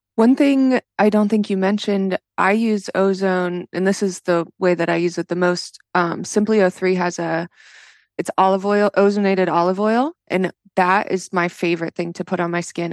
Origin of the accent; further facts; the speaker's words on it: Florida, United States; moved away as an adult; also born or lived in New Jersey; when I was growing up here